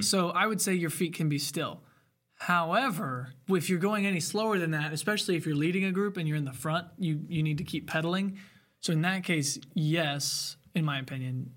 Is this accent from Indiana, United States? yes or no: yes; Bloomington, Indiana, United States; also born or lived in Ellettsville; I was born at Bloomington Hospital.